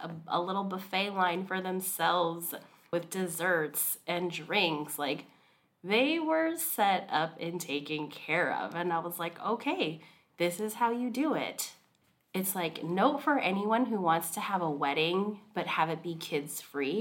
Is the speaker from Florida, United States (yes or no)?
no; Hawaii, United States; now in Seattle, United States; I'm from Hawaii.